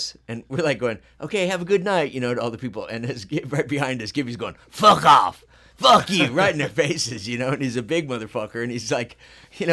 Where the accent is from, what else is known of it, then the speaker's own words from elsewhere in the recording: Phoenix, Arizona, United States; I'm from Phoenix.